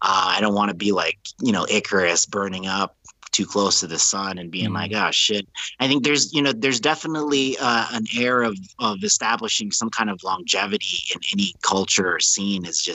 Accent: New Orleans, Louisiana, United States; When I grew up in New Orleans, I was in high school

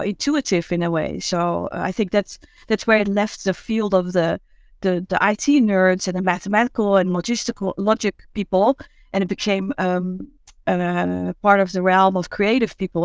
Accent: Amsterdam, North Holland, Netherlands; I'm from Amsterdam.

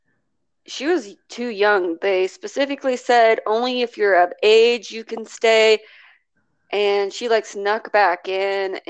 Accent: United States; I'm American.

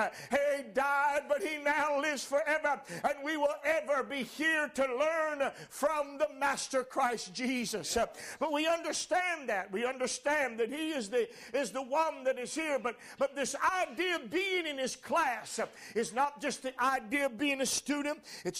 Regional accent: Washington, North Carolina, United States; I could have said, well, I'm from Washington, North Carolina.

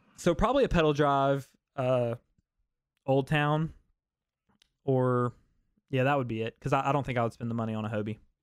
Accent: the South, United States; I'm from the South, man. I don't like the cold

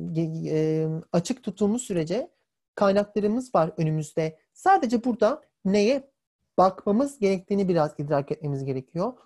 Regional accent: Turkey; Biz de hepimiz Türk'üz.

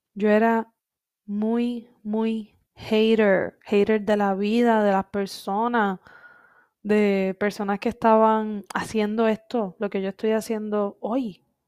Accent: Coamo, Puerto Rico; moved away as an adult; Cuando yo me fui de Puerto Rico en el 2016, para mí, Coamo, mi pueblito querido

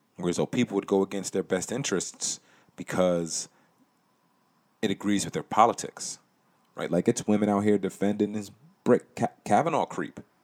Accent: Connecticut, United States; I was born in Connecticut

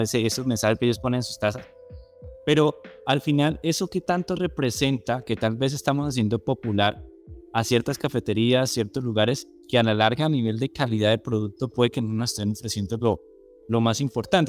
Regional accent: Colombia; somos nosotros todos los colombianos

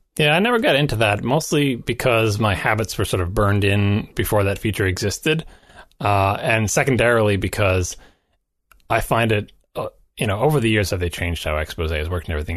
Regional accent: New York, United States; I'm from New York

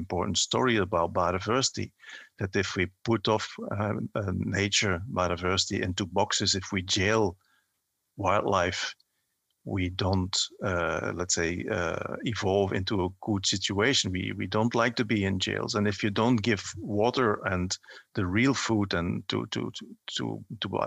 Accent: Belgium; I grew up in a coal mining region.

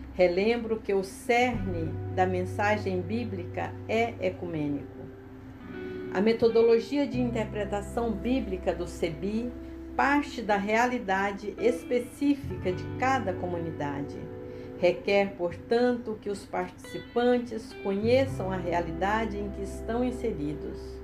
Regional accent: Goiás, Brazil; moved away as an adult; now in Espírito Santo, Brazil; nasci e vivi em Goiás

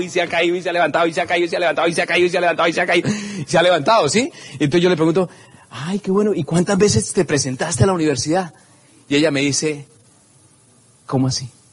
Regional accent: Simacota, Santander, Colombia; simacota, que es en mi pueblito donde nací, eh, es un pueblito que queda en Santander, cerca a Socorro

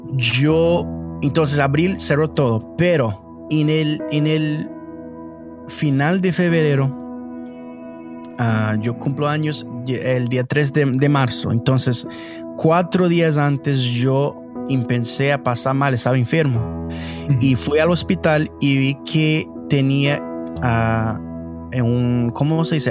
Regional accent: Canada; Spanish is a second language; Tengo 26 años y nací aquí en Canadá de, familia brasileña

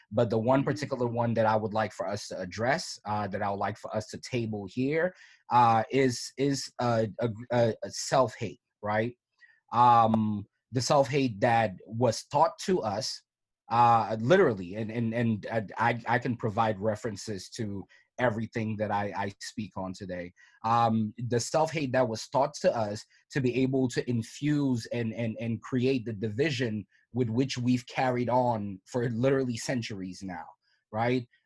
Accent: Cameroon; you can have pride in you know me being a Cameroonian person

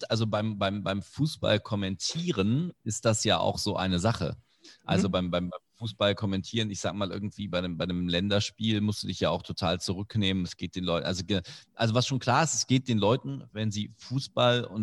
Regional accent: Indonesia; German is a second language; ich zum Teil ja auch mit der deutschen Sprache als Fremdsprache aufgewachsen bin. Du hast erwähnt, ich bin in Indonesien aufgewachsen.

